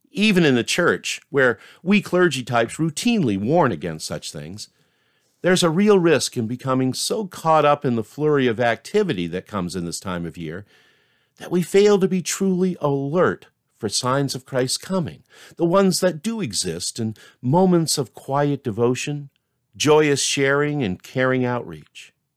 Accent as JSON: {"language": "English", "region": "Maine", "country": "United States", "tie": "born or raised there", "moved": "yes", "lives_now": "Concord, United States", "said": "my life growing up in Maine"}